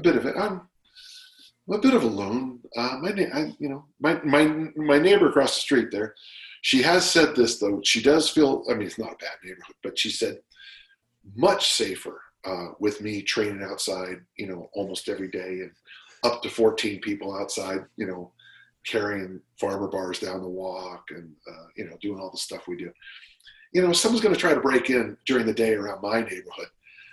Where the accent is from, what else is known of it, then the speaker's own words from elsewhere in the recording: South San Francisco, California, United States; I'm from South San Francisco.